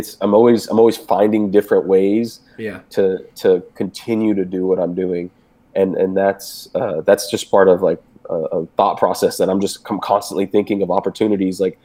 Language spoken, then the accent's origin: English; Houston, Texas, United States; I'm from Houston, where it's like, it's pretty chill